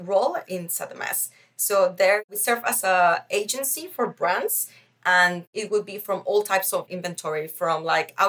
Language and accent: English; Mexico; also born or lived in Netherlands / Beijing, China; now in Berlin, Germany; I have been grown up in a Mexican society, but still I am from the Netherlands